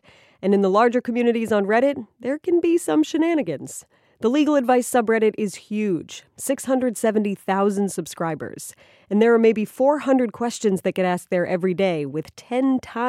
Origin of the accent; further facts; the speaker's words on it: Ohio, United States; Ohio, my home state, the Buckeye State.